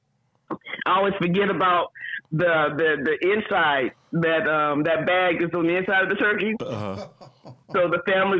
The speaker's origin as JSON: {"language": "English", "town": "Oakland", "region": "California", "country": "United States", "tie": "born or raised there", "said": "we were born and raised in the Bay Area in Oakland"}